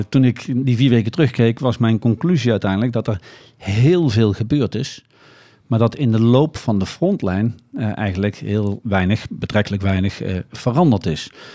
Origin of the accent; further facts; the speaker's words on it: Nijmegen, Gelderland, Netherlands; het is toch mijn thuisstad